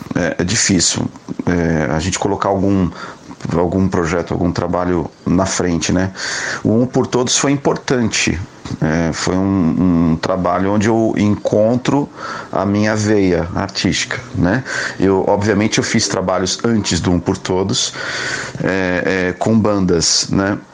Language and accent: Portuguese; Brazil; como eu sou é, é, brasileiro, né, eu componho em, em, português